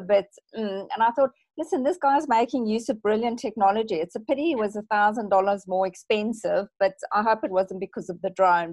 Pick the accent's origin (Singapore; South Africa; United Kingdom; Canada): South Africa; now in Australia; I revert to being slightly South African